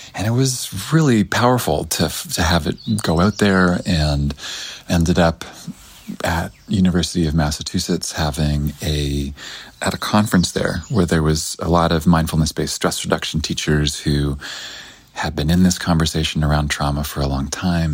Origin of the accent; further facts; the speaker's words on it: Canada; I'm from Canada originally.